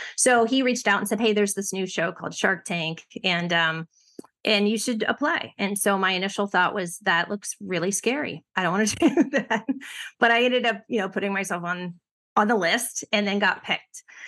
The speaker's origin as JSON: {"language": "English", "region": "Ohio", "country": "United States", "tie": "born or raised there", "said": "I grew up in Ohio"}